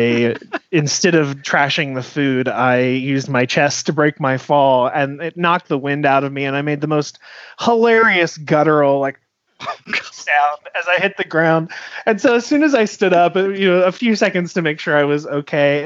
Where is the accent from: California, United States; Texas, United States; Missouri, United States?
Missouri, United States; now in Utah, United States; I grew up in Missouri